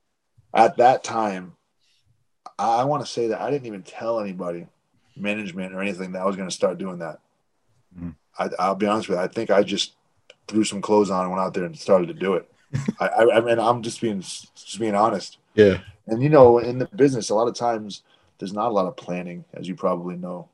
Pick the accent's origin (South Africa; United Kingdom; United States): United States; Providence, Rhode Island; I grew up in New England, Providence and suburbs of Providence